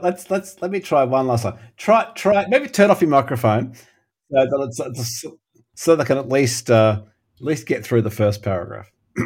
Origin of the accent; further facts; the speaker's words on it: Australia; accent: Australian; I can do a passable Australian accent being an Australian.